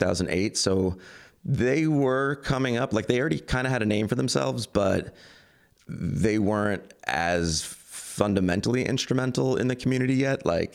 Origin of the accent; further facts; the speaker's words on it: Queens, New York, United States; also born or lived in Long Island; It's just like the where I was raised and the way I was raised in Queens and Long Island.